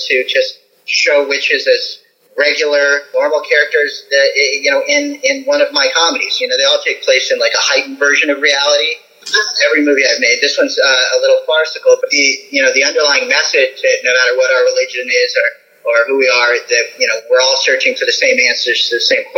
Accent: the South, United States; I grew up in the South where the very idea of witchcraft is, you know, evil to people

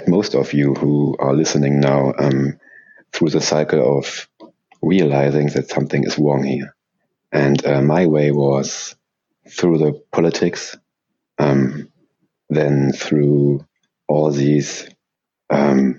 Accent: Germany; English is a second language; I'm from Germany, so please don't mind my English

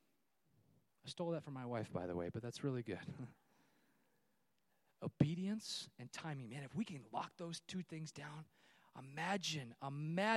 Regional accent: California, United States; moved away; I'm from California

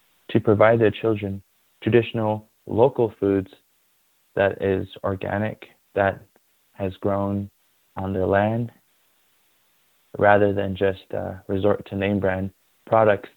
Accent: Shiprock, New Mexico, United States; I was born and raised in Shiprock, New Mexico

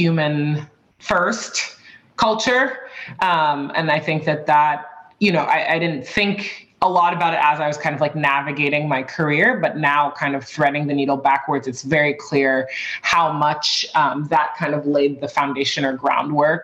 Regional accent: Boston, Massachusetts, United States; also born or lived in San Francisco / Madrid; I grew up on the East Coast in Boston, but I've lived all over the place, Boston, San Francisco, Madrid for a little bit, and now I'm back in Boston.

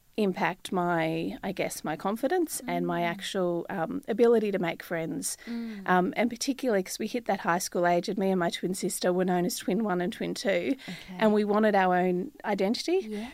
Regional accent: Victoria, Australia; also born or lived in Tasmania; Born in Victoria. Mm-hmm. My dad was a bit of a gypsy, so we was in Victoria for a few months, and then we moved to Tasmania. We were living at Larinna, which was just overlooks Cradle Mountain, and then we spent 7 years in Tassie.

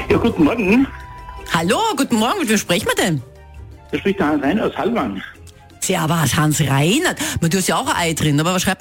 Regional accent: Bruck an der Großglocknerstraße, Salzburg, Austria; Wo kommst du eigentlich her, Maria? Aus Bruck an der Glocknerstraße.

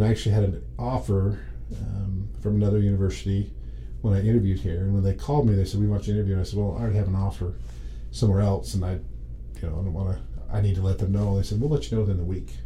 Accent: southeastern Idaho, United States; moved away as an adult; I was born and raised in southeastern Idaho.

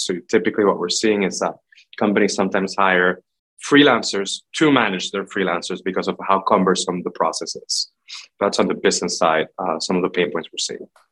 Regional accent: Puerto Rico; moved away as an adult; also born or lived in Boston area / Bay Area; I'm originally from Puerto Rico, born and raised. I moved to the US for college

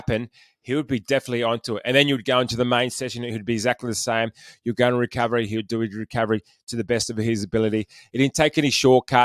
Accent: Penrith, New South Wales, Australia; I'm from Penrith.

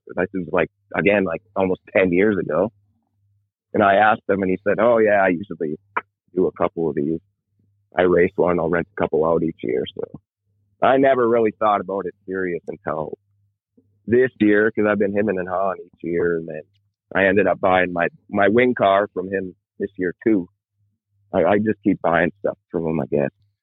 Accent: International Falls, Minnesota, United States; I grew up in International Falls, which is pretty much Canada.

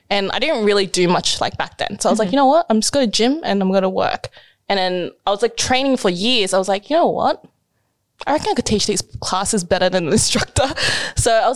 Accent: Sydney, New South Wales, Australia; I've lived in Sydney all my life

